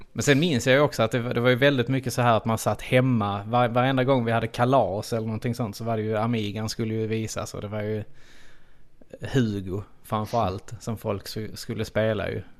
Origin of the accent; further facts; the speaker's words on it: Trelleborg, Skåne, Sweden; accent: Skånska; vi är ju trelleborgare in i benmärgen